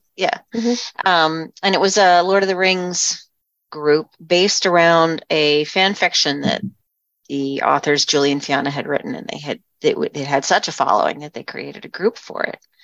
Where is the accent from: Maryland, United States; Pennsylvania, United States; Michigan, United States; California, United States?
Pennsylvania, United States; southeastern; I grew up in southeastern Pennsylvania where I still live.